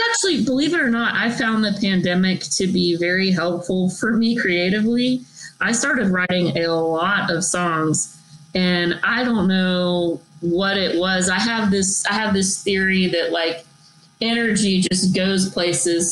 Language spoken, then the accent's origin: English; Texas, United States; I'm from Texas